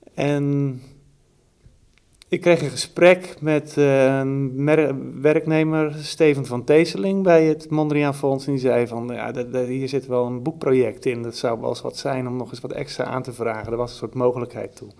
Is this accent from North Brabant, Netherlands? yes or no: no; Anna Paulowna, North Holland, Netherlands; ik kom zelf uit Annapolona en dat ligt daar nog geen 10 kilometer vandaan